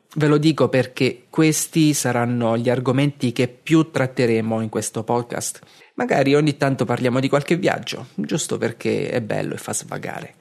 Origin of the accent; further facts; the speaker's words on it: Castel di Sangro, Abruzzo, Italy; moved away as an adult; now in Martigny, Switzerland; sono cresciuto a Castel di Sangro, in Abruzzo, e da quasi tre anni vivo a Martigny, in Svizzera